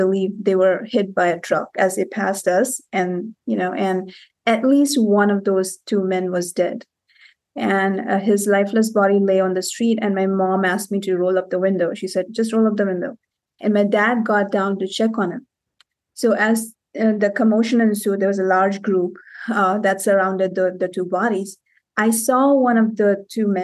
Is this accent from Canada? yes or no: no; Cape Town, Western Cape, South Africa; also born or lived in India; I was born in India and I spent about 6-7 years in India. Then we moved to Cape Town, South Africa